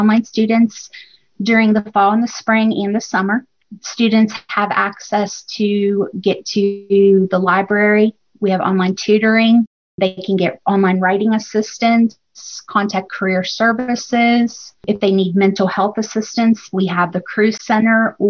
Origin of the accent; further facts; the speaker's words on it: West Virginia, United States; I grew up here in West Virginia